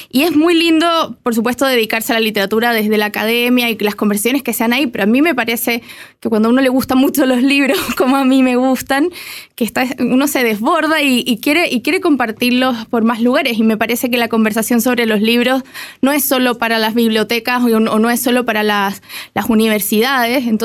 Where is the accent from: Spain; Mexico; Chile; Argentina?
Chile; Santiago, Santiago Metropolitan Region; moved away as an adult; also born or lived in United States; estoy en Chile, soy chilena, digamos, regresé